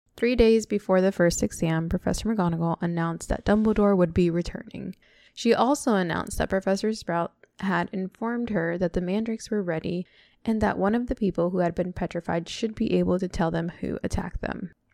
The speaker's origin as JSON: {"language": "English", "region": "Florida", "country": "United States", "tie": "born or raised there", "also_born_or_lived": "Texas", "moved": "as an adult", "said": "growing up in Florida"}